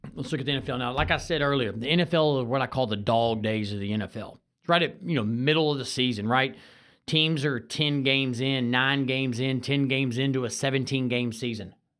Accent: Houston, Texas, United States; I grew up in North Shore.

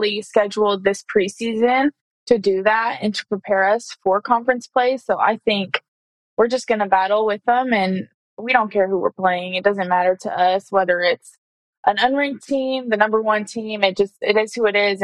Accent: Nebraska, United States; moved away as an adult; now in Washington, United States; I'm from Nebraska

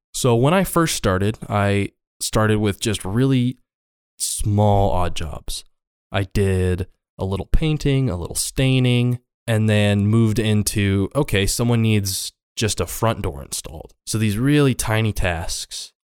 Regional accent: Hardin, Montana, United States; also born or lived in Crow Agency, Montana / Laurel, Montana; I grew up in Montana, uh, in Hardin specifically.

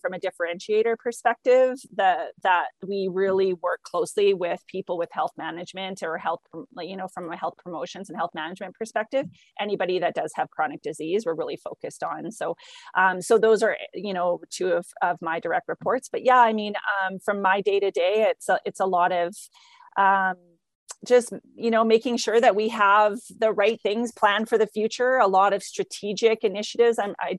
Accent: Langley, British Columbia, Canada; I grew up in Langley. Okay. So just in the lower mainland.

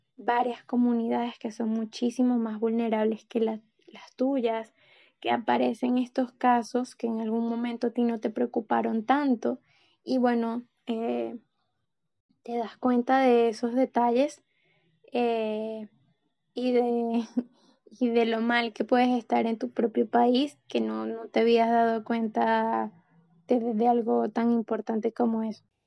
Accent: Venezuela; como periodista venezolana

